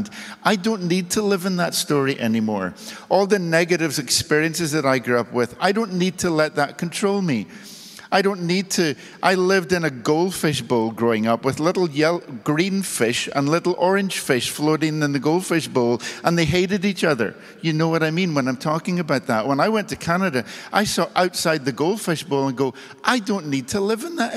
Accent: Belfast, Northern Ireland, United Kingdom; I was born in the 1960s in Northern Ireland in the city of Belfast.

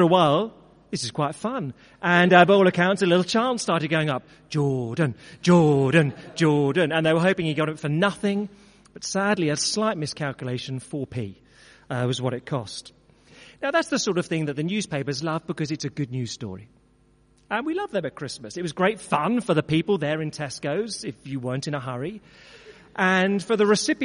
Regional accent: Brentwood, East of England, United Kingdom; known to many others as my hometown, where for, as a result of growing up there for 40 years of my life

